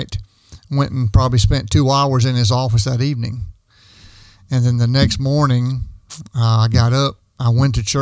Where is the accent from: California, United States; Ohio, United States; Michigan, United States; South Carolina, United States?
South Carolina, United States; Fountain Inn; I grew up in Fountain Inn, South Carolina.